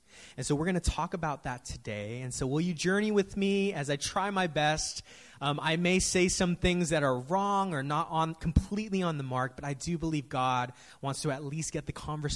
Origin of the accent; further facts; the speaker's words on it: San Francisco, California, United States; growing up in San Francisco, I've seen the city go through so many changes